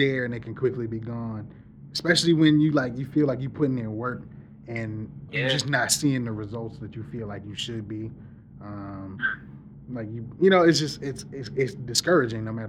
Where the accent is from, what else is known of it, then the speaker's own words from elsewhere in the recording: Lake Wales, Florida, United States; I'm from Lake Wales, Florida